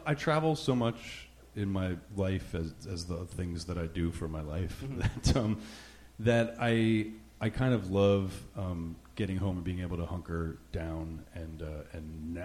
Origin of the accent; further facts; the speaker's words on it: New Jersey, United States; now in Rhode Island, United States; I grew up in Jersey, just over the river. My mom's family's actually from Brooklyn, and I grew up in the whole area.